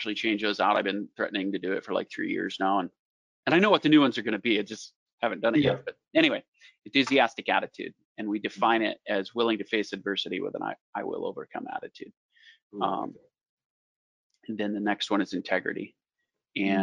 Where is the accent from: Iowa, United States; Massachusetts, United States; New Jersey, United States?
Iowa, United States; we're from Iowa, Field of Dreams